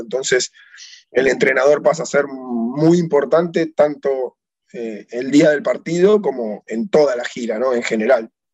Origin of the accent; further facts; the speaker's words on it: Tigre, Buenos Aires Province, Argentina; yo soy de Tigre, de acá de, la localidad de Tigre, un club que se llamaba Vito Dumas de barrio